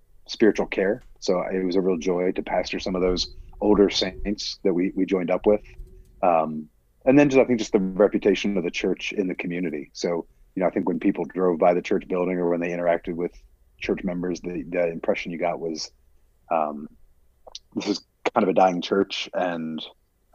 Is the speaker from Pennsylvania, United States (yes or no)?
yes; Pennsylvania, United States; moved away as an adult; also born or lived in Washington, D.C.; now in Sterling, United States; After college, went up to Westminster Theological Seminary back in my hometown